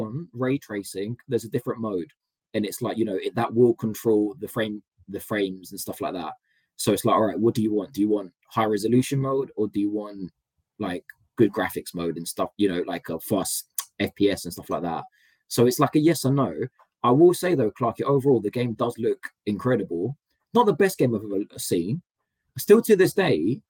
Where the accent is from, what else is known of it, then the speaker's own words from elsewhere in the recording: London, United Kingdom; I'm a Londoner